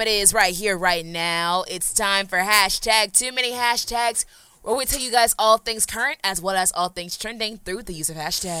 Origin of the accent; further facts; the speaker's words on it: Atlanta, Georgia, United States; I'm from Atlanta.